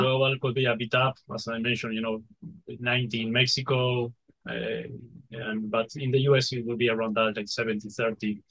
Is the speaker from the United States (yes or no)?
no; Uruguay; we are from Uruguay